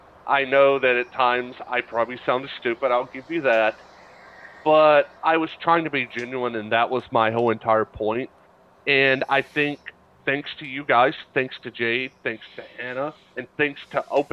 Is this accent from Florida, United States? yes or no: no; Atlanta, Georgia, United States; now in West Virginia, United States; I am from Atlanta, Georgia. I am a city guy